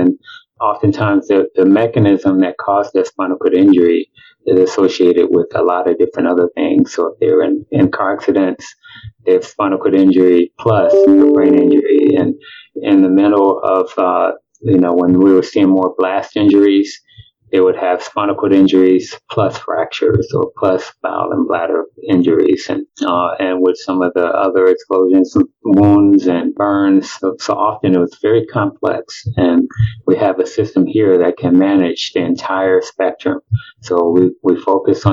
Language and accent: English; Chicago, Illinois, United States; moved away as an adult; also born or lived in Milwaukee, Wisconsin; now in Tampa, United States; I'm originally from Chicago. I grew up there and did most of my initial training there